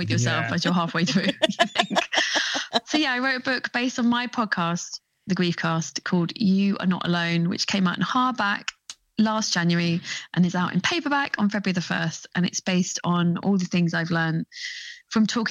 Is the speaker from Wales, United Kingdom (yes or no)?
no; London, United Kingdom; I grew up in a place called High Barnet.